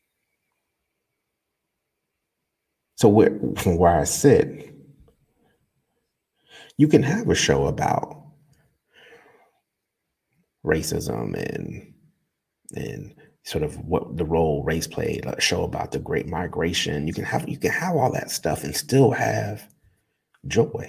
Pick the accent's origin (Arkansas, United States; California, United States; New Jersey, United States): New Jersey, United States; Newark; I grew up in Newark